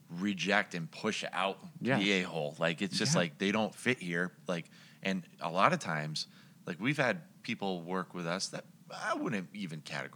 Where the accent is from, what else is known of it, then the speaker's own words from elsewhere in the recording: Boston, Massachusetts, United States; Yeah. We're from Boston.